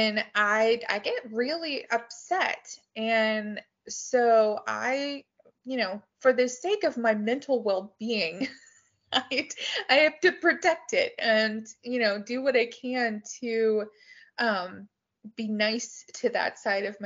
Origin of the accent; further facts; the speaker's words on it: Tulsa, Oklahoma, United States; I grew up in Tulsa